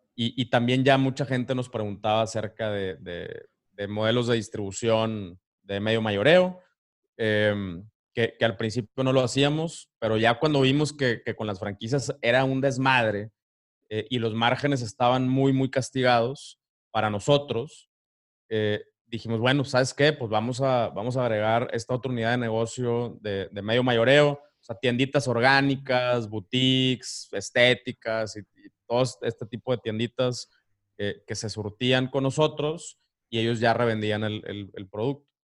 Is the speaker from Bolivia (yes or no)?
no; Ciudad Victoria, Tamaulipas, Mexico; moved away as an adult; also born or lived in Cozumel; now in Playa del Carmen, Mexico; yo soy de Ciudad Victoria, Tamaulipas